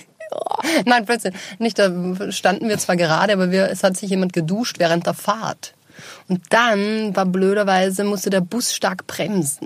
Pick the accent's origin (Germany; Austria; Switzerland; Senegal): Austria; Linz, Upper Austria; now in Vienna, Austria; in Linz bei uns zu Hause, wo ich aufgewachsen bin